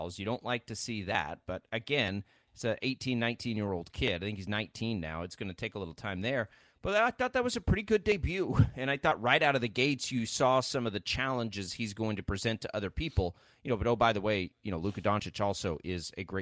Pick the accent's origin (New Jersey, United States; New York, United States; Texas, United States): Texas, United States; I'm from Texas.